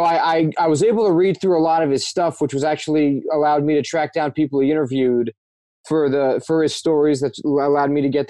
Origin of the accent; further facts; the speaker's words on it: New Jersey, United States; I'm originally from New Jersey, which is where I'm coming at you from now.